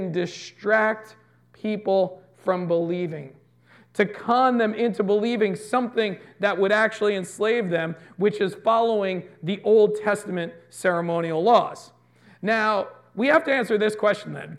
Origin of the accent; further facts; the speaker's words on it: United States; we're American